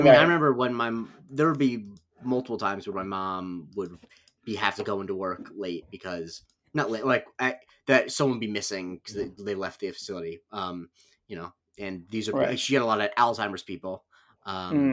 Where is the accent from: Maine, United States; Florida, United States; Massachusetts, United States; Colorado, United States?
Florida, United States; Charlotte County; my hometown county used to be the oldest county in the country, median age wise. Mm-hmm. So, like the median age of Charlotte County